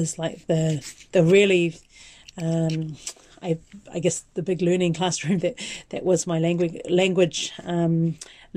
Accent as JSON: {"language": "English", "town": "Dunedin", "region": "Otago", "country": "New Zealand", "tie": "born or raised there", "said": "I grew up in Dunedin and with a Pākehā mum, a Tuvaluan father"}